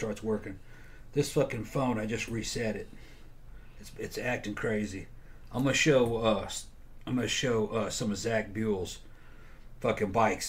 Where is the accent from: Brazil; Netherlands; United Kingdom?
Brazil; Growing up in Brazil, it seeped into me.